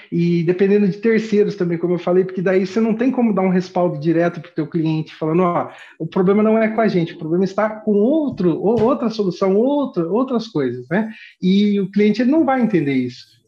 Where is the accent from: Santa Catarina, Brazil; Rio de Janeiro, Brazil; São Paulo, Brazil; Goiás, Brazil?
São Paulo, Brazil; Ourinhos; Eu sou de Ourinhos, que é fica aqui no interior do estado de São Paulo, aqui de divisa com o Paraná